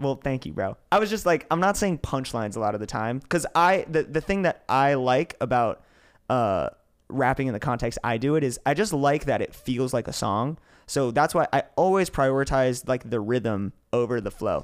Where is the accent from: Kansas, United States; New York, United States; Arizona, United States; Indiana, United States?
New York, United States; I grew up in New York. I didn't even grow up in the city